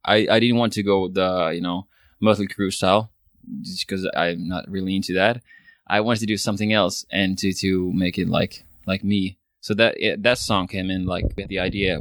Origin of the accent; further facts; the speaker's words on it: Finland; first language Swedish; English is a second language; I'm a Swedish speaking Finn, which means Swedish is my mother tongue.